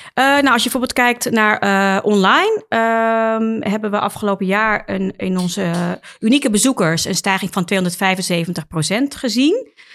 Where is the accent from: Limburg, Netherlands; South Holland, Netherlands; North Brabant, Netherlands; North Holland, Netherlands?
North Holland, Netherlands; Amsterdam; als geboren en getogen Amsterdammer